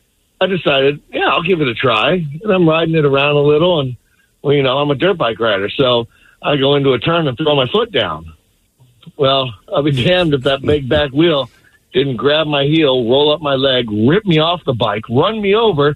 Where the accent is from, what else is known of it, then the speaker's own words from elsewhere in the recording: Las Vegas, Nevada, United States; So I grew up in Vegas riding dirt bikes all the time.